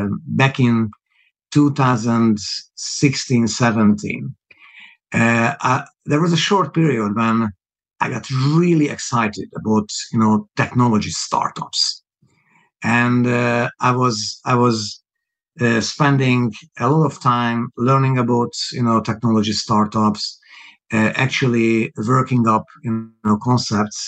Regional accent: Hungary; English is a second language; moved away as an adult; also born or lived in Budapest / Hamburg / Moscow; now in United Kingdom; people hear that my accent is obviously not a British accent. It's not a native accent. I was born Hungarian.

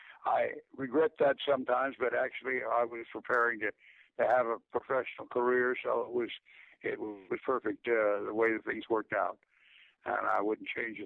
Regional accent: Manhattan, New York, United States; born there; I was, believe it or not, born in Manhattan, on Manhattan Island, so that's my home country.

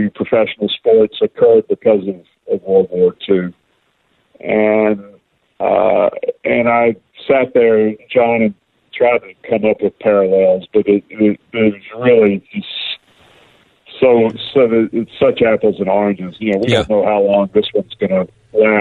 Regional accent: Mobile, Alabama, United States; I grew up in Mobile

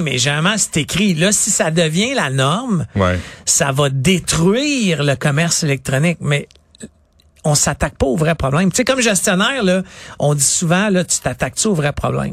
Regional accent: Quebec, Canada; une industrie qu'on a solide au Québec, c'est les jeux vidéo

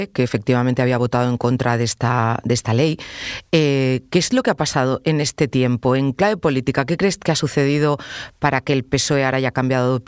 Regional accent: Catalonia, Spain; Porque, como sabrás, soy catalana.

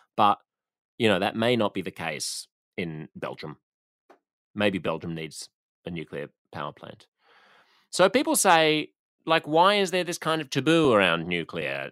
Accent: Australia; as an Australian

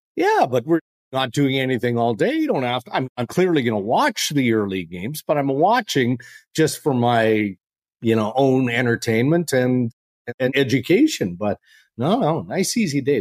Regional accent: Canada; as a Canadian

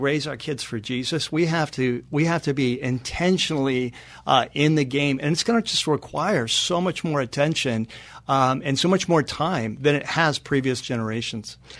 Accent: North San Diego County, California, United States; moved away as an adult; also born or lived in Chatsworth, California; now in Los Angeles, United States; my wife and I both grew up in North San Diego County.

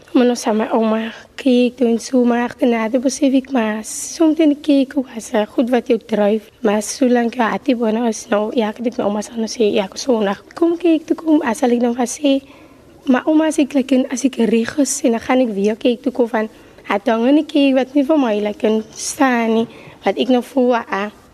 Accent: Cape Town, Western Cape, South Africa; Ek is van Elservie 39

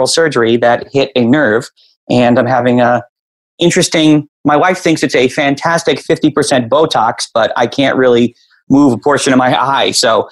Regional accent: Chicago, Illinois, United States; I was a kid growing up in Chicago

